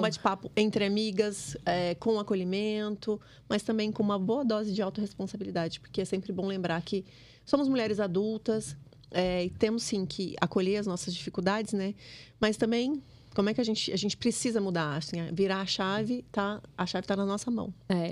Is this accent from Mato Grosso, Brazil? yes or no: yes; Mato Grosso, Brazil; moved away as an adult; also born or lived in Lagoa Santa, Minas Gerais; eu sou matogrossense